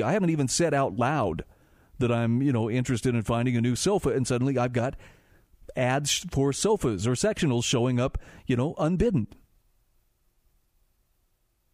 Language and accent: English; Utah, United States; my home state of Utah